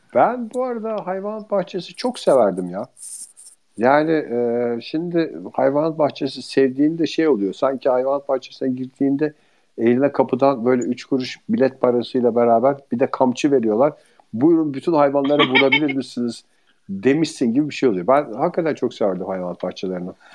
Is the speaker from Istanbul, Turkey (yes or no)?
no; İzmir, Turkey; born or raised there